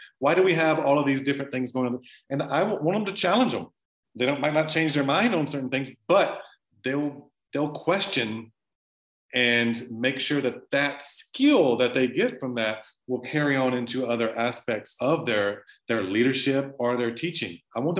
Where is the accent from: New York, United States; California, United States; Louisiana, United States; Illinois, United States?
Louisiana, United States; I'm from South Louisiana. I love cooking.